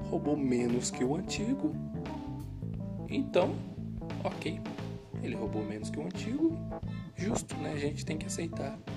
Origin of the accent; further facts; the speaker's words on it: Serra, Espírito Santo, Brazil; Eu sou um cara pobre, moro né, numa periferia, sou do Espírito Santo. quem é do Espírito Santo, eu sou da Serra, né, município